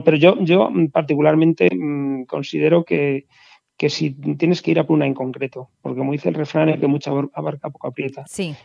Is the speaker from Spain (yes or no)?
yes; La Granja, Castile and León, Spain; soy de La Granja, un pueblo de Segovia